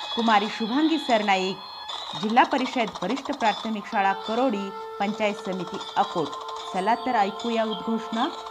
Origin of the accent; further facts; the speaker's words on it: Maharashtra, India; first language Marathi; आपण ज्या राज्यामध्ये राहतो म्हणजेच महाराष्ट्र